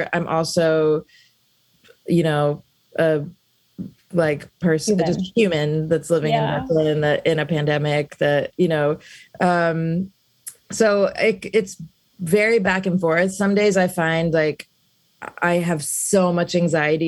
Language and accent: English; Alabama, United States; moved away; also born or lived in South India; I grew up in Alabama